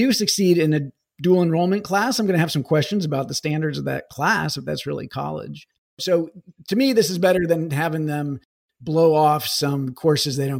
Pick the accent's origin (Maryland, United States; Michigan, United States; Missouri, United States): Missouri, United States; my home state of Missouri